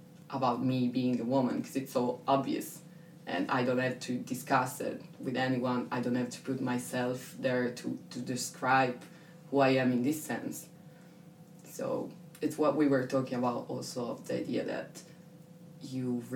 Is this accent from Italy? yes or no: yes; Italy; moved away as an adult; I'm European, I'm Italian, I'm from my city